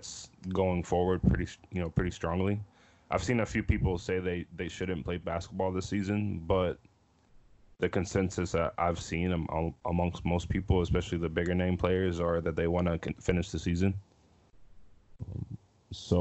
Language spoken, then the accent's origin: English; Pittsburgh, Pennsylvania, United States; I'm from Pittsburgh